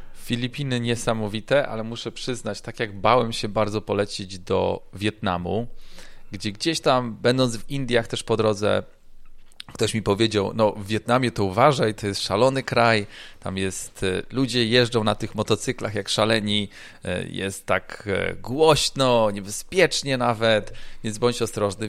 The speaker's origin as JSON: {"language": "Polish", "town": "Gdańsk", "region": "Pomeranian Voivodeship", "country": "Poland", "also_born_or_lived": "Ireland / Italy", "moved": "as an adult", "lives_now": "Florida, United States", "said": "pochodzę z Gdańska"}